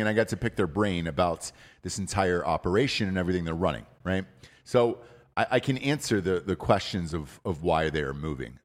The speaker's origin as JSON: {"language": "English", "town": "Atlanta", "region": "Georgia", "country": "United States", "said": "I'm from Atlanta, Georgia."}